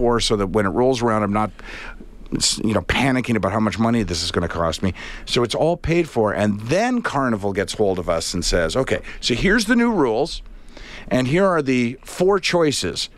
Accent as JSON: {"language": "English", "country": "Canada", "said": "I'm Canadian, because we all possess Canadian passports"}